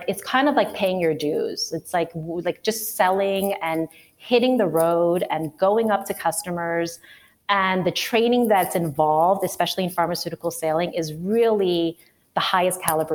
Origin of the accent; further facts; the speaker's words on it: New York City, New York, United States; moved away as an adult; also born or lived in Chicago; now in Missoula, United States; I'm a New York City native, born and raised. I was born in Queens.